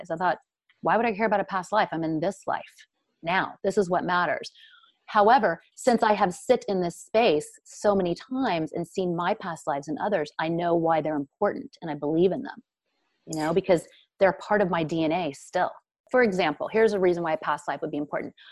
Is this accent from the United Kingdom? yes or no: no; Brazil; now in United States; because it's not accepted here in America. Nobody talks about the psychic space. Nobody speaks of the dead. We grew up in Brazil. We were talking to our grandmothers who had passed on.